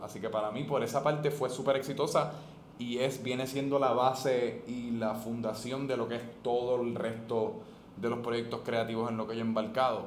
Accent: Puerto Rico; first language Spanish; yo soy boricua yo quiero volver a Puerto Rico

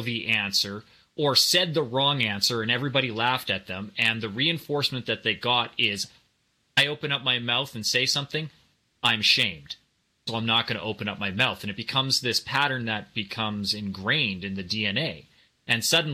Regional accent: Canada; growing up in Canada

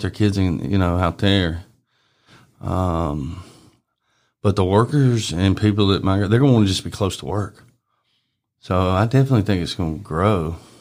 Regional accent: Bartlett, Tennessee, United States; also born or lived in Arlington, Tennessee; I grew up in Bartlett. I was always in Bartlett

